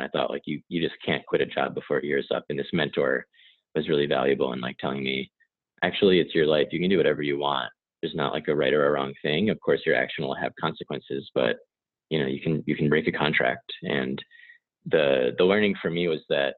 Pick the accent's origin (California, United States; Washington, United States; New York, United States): New York, United States; I'm from New York, and the community I grew up in was my parents are a little hippie leaning